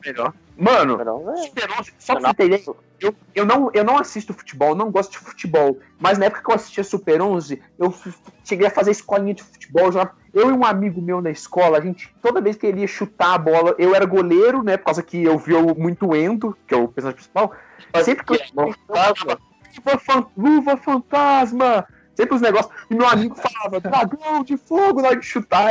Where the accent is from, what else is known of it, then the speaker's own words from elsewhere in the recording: Minas Gerais, Brazil; eu sou de Minas